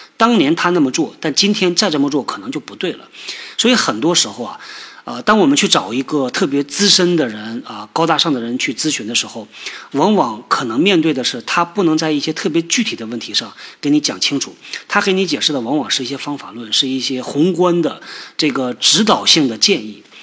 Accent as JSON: {"language": "Chinese", "region": "Northeast China", "country": "China", "said": "尽量呢平翘舌能够区分开。但是作为一个东北人呢，这个挺难的"}